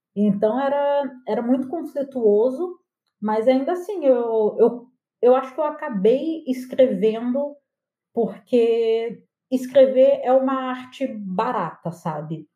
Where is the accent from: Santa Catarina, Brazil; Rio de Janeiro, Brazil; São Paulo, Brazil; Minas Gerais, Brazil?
Rio de Janeiro, Brazil; Angra dos Reis; moved away; also born or lived in Porto Alegre; eu cresci em Angra